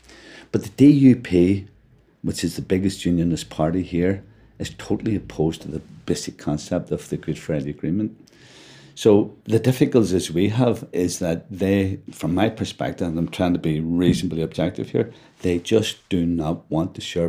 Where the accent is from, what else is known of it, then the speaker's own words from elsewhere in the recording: Ireland; But as an Irishman, I want politics based on the island.